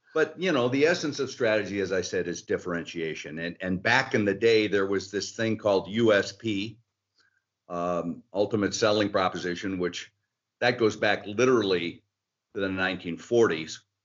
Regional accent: outside of Detroit, Michigan, United States; I grew up outside of Detroit

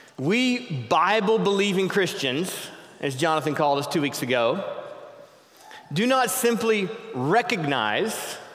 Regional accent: the South, United States; moved away; I grew up in the South, where my dad's favorite song was

